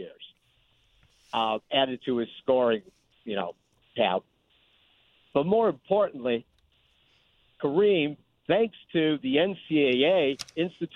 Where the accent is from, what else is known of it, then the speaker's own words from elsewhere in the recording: Chicago, Illinois, United States; I'm from Chicago